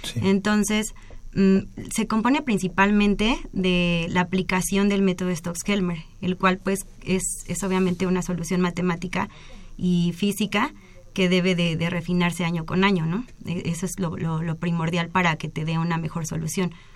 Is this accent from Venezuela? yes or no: no; Mexico; soy la primer mexicana